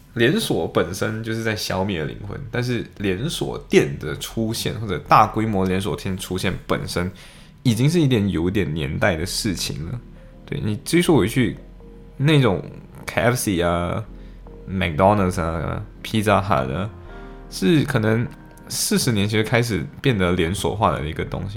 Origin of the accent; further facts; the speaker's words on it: Malaysia; moved away as an adult; now in Liverpool, United Kingdom; 我的家乡，我在马来西亚，天天你要看夕阳，就去看夕阳